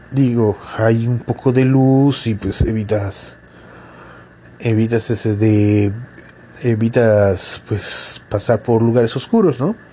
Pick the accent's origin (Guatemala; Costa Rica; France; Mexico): Mexico; Yucatán; es como todo yucateco, yo duermo en una hamaca.